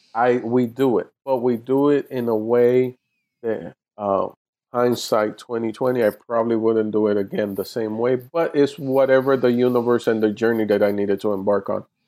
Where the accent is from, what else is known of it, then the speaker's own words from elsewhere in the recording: Miami, Florida, United States; moved away as an adult; now in Los Angeles, United States; my hometown in Miami, Florida